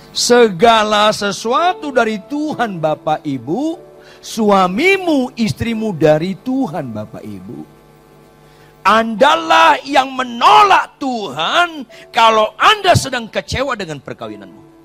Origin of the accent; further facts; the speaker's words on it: Batak, North Sumatra, Indonesia; saya wong Batak